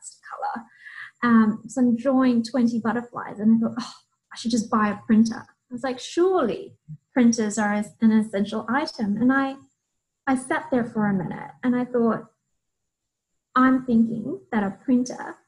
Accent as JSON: {"language": "English", "country": "Fiji", "moved": "yes", "said": "I'm originally from Fiji"}